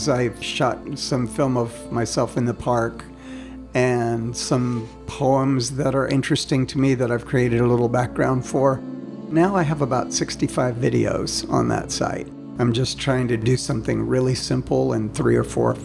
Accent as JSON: {"language": "English", "town": "Tampa", "region": "Florida", "country": "United States", "tie": "born or raised there", "moved": "yes", "said": "I was born in Tampa, Florida. I grew up in the South"}